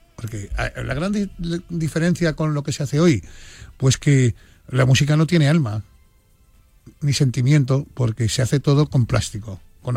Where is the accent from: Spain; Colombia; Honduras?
Spain; me siento muy orgulloso de ser español